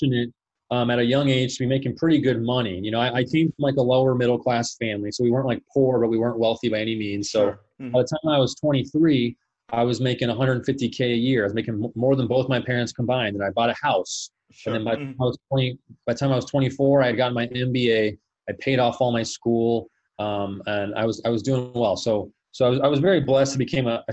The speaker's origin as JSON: {"language": "English", "town": "Phoenix", "region": "Arizona", "country": "United States", "tie": "born or raised there", "also_born_or_lived": "Colorado", "said": "I was born and raised here in Phoenix, Arizona. So I pretty much lived here my entire"}